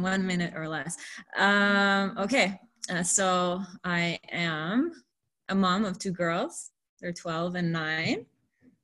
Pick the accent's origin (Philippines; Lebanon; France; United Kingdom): Lebanon; now in Canada; I'm from Lebanon. So I grew up around Francophones, people who speak French.